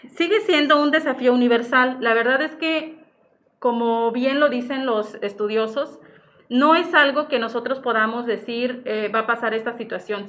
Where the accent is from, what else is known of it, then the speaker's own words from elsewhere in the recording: Zihuatanejo, Guerrero, Mexico; aquí radico en Cihuatanejo, de aquí soy, de Cihuatanejo